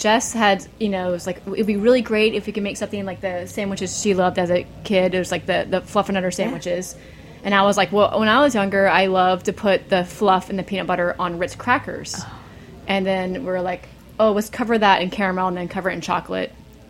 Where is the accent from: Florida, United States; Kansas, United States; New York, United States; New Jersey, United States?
Florida, United States; Jacksonville; Jacksonville, Florida. People don't think it's the South, but it is the South.